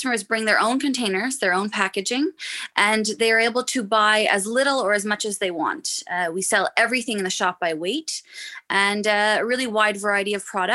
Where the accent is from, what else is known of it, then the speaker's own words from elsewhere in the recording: Montreal, Quebec, Canada; moved away as an adult; now in Dublin, Ireland; I grew up in Montreal. Yeah, I grew up in Montreal